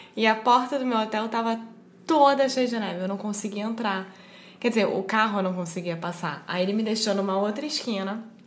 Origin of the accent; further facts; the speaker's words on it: Brazil; para mim que sou brasileira